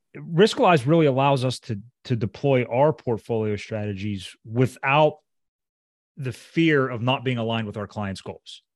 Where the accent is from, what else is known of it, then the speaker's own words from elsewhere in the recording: Pittsburgh, Pennsylvania, United States; he's from my hometown